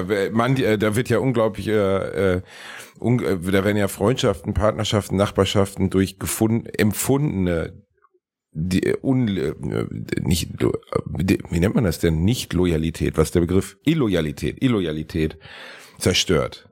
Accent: Gelsenkirchen, North Rhine-Westphalia, Germany; moved away; also born or lived in Cologne; mein Heimatort Gelsenkirchen-Rotthausen

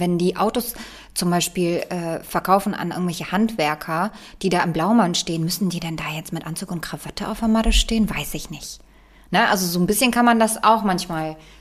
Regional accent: Bremen, Germany; ich bin in Bremen aufgewachsen

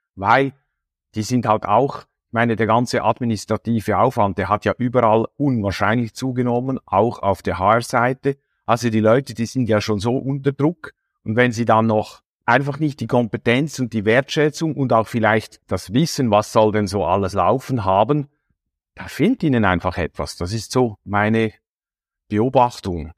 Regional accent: Switzerland; bei uns in der Schweiz

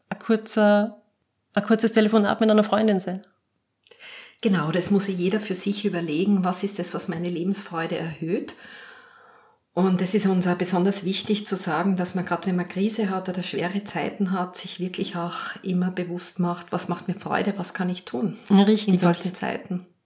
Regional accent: Lower Austria, Austria; Ich bin Hausfrau, ich bin Mutter, ich bin Polizistin, ich bin Dulnerin, ich bin Niederösterreicherin, ich bin, ich bin, ich bin.

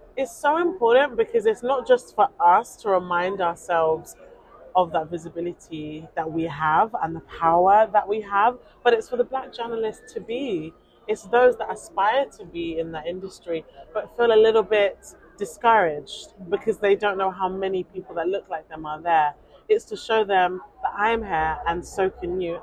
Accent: United Kingdom; also born or lived in Nigeria; I am a British Nigerian journalist

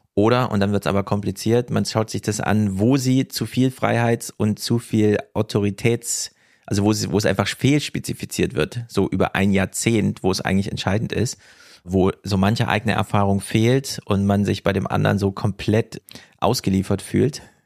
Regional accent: Jena, Thuringia, Germany; now in Frankfurt, Germany; Ich bin natürlich stolzer Frankfurter komme aber aus Jena

